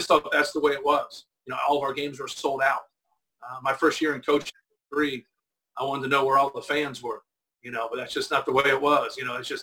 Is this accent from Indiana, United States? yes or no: yes; Indiana, United States; I grew up in Indiana